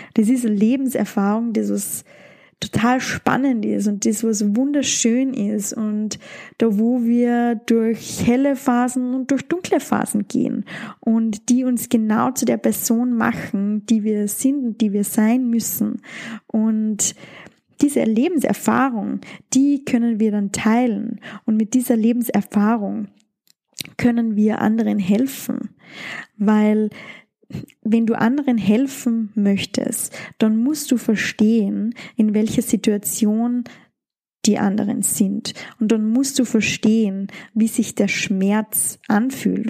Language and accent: German; Austria; bei uns in Österreich